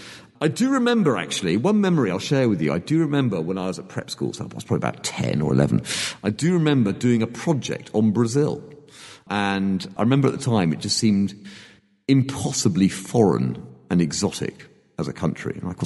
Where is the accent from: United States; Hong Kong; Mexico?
Hong Kong; born there; I was born in Hong Kong. You know where that is, Hong Kong?